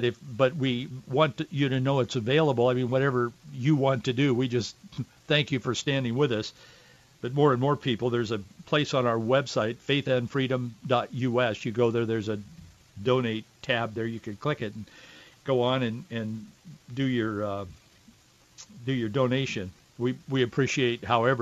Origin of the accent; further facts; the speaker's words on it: Yakima Valley, Washington, United States; I grew up in the Yakima Valley